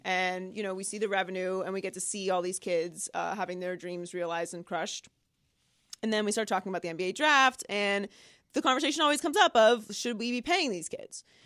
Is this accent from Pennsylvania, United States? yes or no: yes; Pittsburgh, Pennsylvania, United States; I grew up in Pittsburgh.